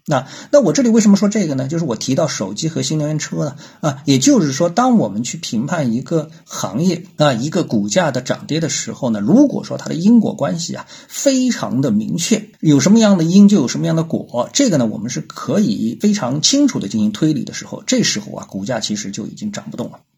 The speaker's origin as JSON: {"language": "Chinese", "country": "China", "said": "作为中国人"}